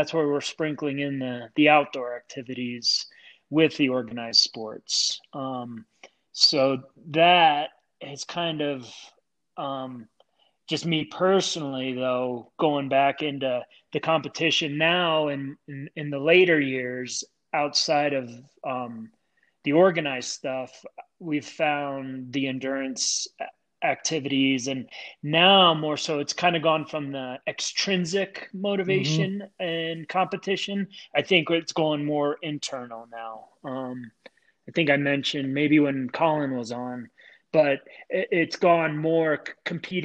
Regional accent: Clarks Summit, Pennsylvania, United States; being around in the pit with the football field and Clark Summit. I mean, that was our world, and it was awesome

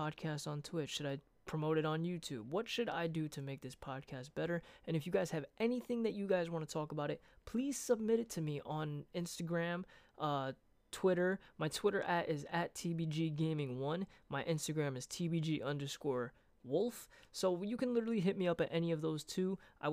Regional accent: Brooklyn, New York, United States; moved away; I'm from Brooklyn

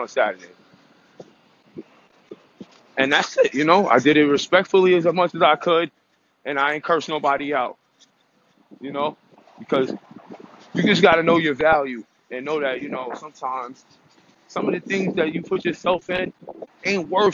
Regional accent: United States; I'm American

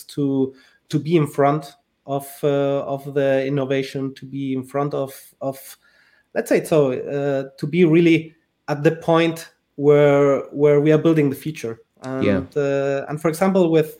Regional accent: Spain; I was born in Spain, so I'm originally from Spain, but from a family mixed Spanish, mixed Liechtensteiner

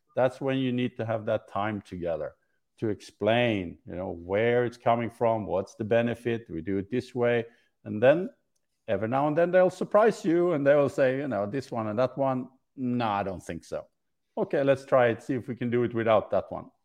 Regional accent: Sweden; moved away; I'm from Sweden

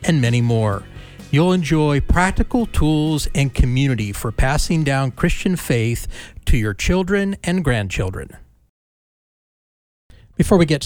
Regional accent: Bay Area, Northern California, United States; I am from the Bay Area of Northern California, and so I grew up being a sports fan of Bay Area teams.

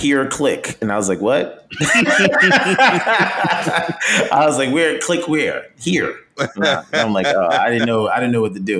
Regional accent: Yonkers, New York, United States; I am from Yonkers, New York.

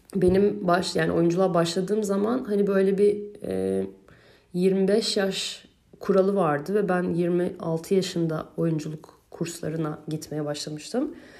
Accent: Turkey; ben Türkiye'li biri olarak

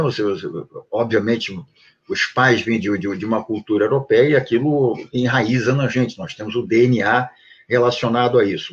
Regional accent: Rio de Janeiro, Brazil; also born or lived in Prague, Czech Republic; Nasci em Praga e vim para cá com três anos de idade. Meus pais eh, fugiram lá do comunismo e de lá para cá sempre vivi, morei no Rio de Janeiro

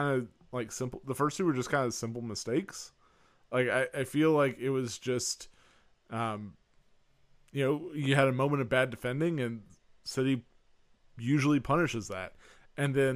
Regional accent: United States; as an American

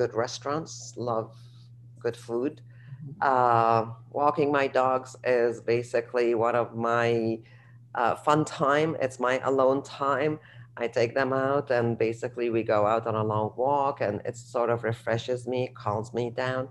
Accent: Alexandria, Alexandria Governorate, Egypt; now in Washington, D.C., United States; I grew up in Egypt in Alexandria and the beach

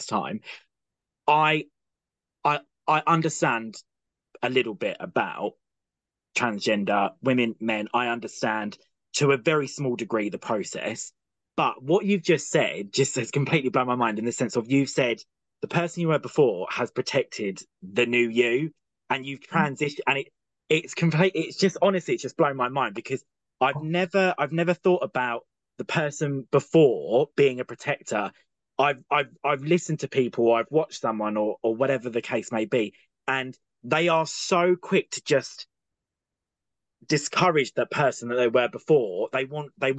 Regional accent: Kent, South East England, United Kingdom; I'm originally from Kent.

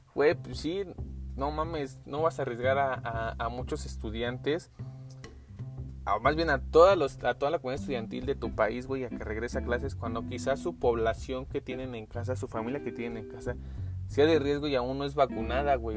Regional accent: Mexico; Somos mexicanos

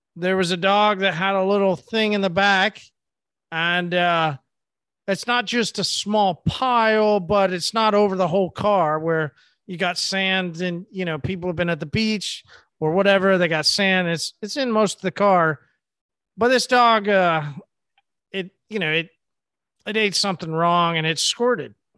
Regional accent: Oklahoma, United States; I'm from Oklahoma.

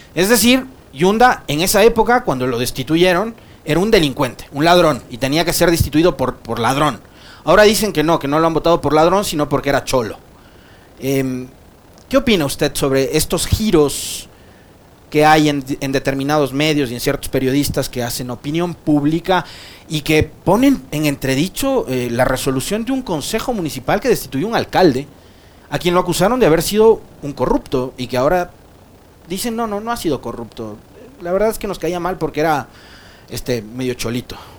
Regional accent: Ecuador

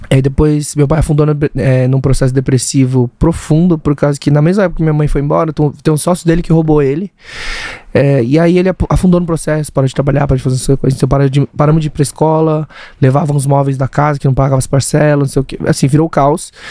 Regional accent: Brazil; Nasci no Brasil, sou a primeira geração dos coreanos, é, de, de, né, de coreanos no Brasil. É, porque meus pais vieram, meu tio e meu pai vieram com meus avós.

